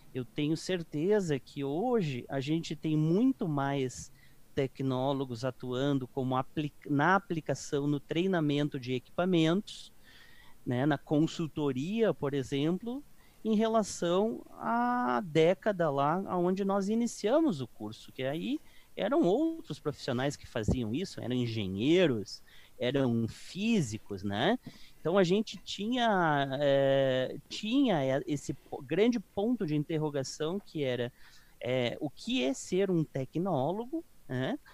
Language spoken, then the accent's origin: Portuguese; Caçapava do Sul, Rio Grande do Sul, Brazil; moved away as an adult; now in São Paulo, Brazil; sou do, do interior do Rio Grande do Sul, de Caçapava do Sul